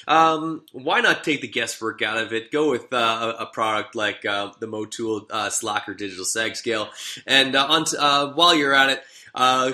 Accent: Canada; I'm also Canadian

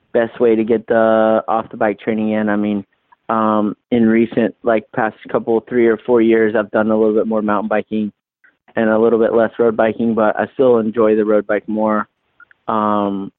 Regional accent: East Coast, United States; I grew up on the East Coast

